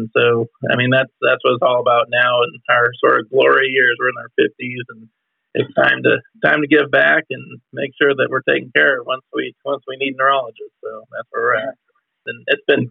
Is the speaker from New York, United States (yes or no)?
no; Chicago, Illinois, United States; moved away as an adult; also born or lived in Iowa; I'm originally from Chicago